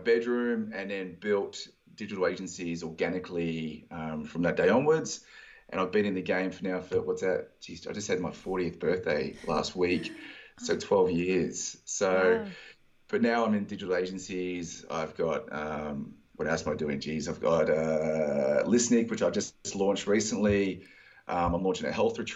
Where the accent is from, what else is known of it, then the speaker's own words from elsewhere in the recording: Australia; So I got home back to Australia